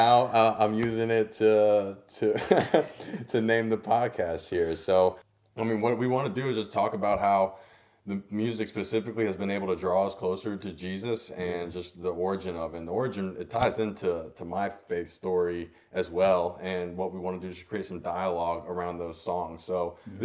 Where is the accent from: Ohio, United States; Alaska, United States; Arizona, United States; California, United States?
Ohio, United States; Cincinnati; moved away as an adult; also born or lived in Durham, North Carolina; now in Greenville, United States; I grew up in Cincinnati, Ohio